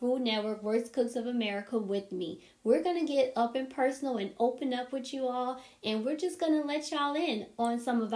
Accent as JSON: {"language": "English", "town": "New Orleans", "region": "Louisiana", "country": "United States", "also_born_or_lived": "Texas", "said": "I'm from New Orleans"}